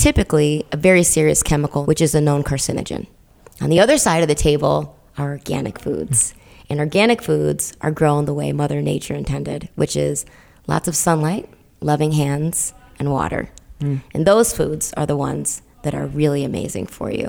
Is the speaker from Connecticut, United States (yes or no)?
yes; Middletown, Connecticut, United States; I'm from Middletown, Connecticut, which is right in the middle of the state